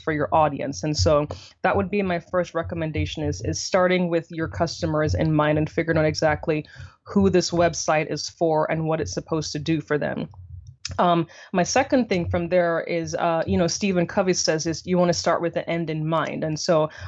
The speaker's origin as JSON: {"language": "English", "country": "Jamaica", "tie": "born or raised there", "moved": "as an adult", "lives_now": "United States", "said": "originally born and raised in Jamaica."}